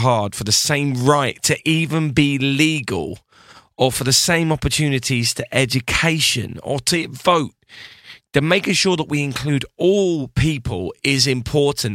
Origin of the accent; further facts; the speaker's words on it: United Kingdom; I'm British